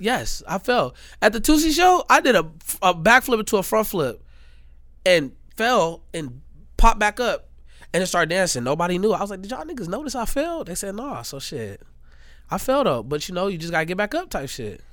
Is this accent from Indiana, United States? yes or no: yes; Gary, Indiana, United States; I'm from Indiana. I'm from Gary, Indiana